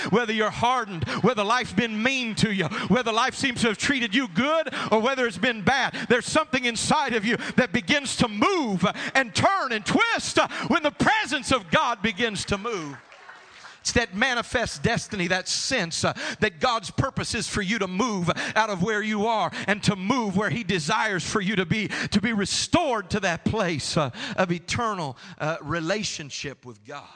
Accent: Tennessee, United States; I'm from Tennessee.

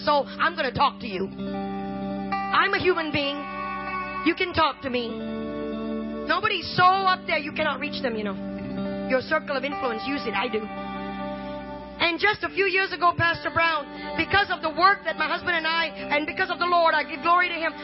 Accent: Malaysia; also born or lived in India (ancestry); now in United States; I am Indian, but I grew up in Malaysia

